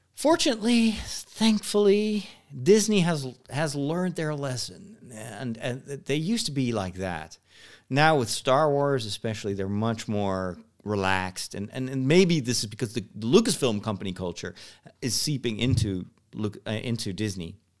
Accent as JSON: {"language": "English", "country": "Netherlands", "tie": "born or raised there", "second_language": "English", "said": "I'm born in the Netherlands, and I've only learned English in high school."}